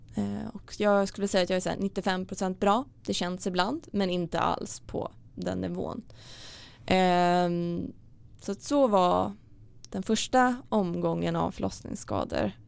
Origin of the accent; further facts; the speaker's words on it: Stockholm, Stockholm County, Sweden; jag kommer från Stockholm